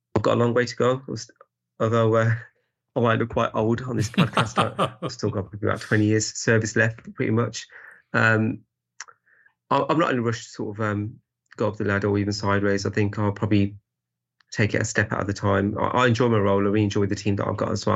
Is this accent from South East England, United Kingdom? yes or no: no; Birmingham, West Midlands, United Kingdom; I'm originally from, from the sort of Birmingham area.